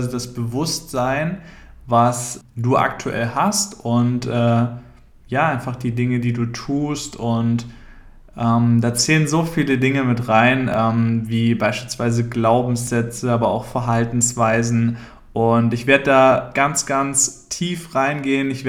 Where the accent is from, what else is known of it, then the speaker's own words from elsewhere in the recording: Küchheiling, Thuringia, Germany; Ich komme ursprünglich aus Thüringen, aus einem relativ kleinen Dorf, das heißt Küchheiling. Vielleicht kennst du das oder sagt dir das was. Auf jeden Fall. Es ist da einfach sehr ländlich, sehr ruhig.